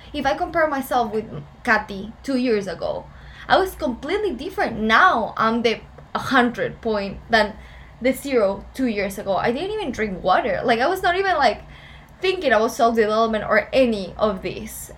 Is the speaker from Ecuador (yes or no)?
yes; Ecuador; English is a second language; moved away as an adult; now in Boca Raton, United States; why I'm here in Boca Raton if I'm from Ecuador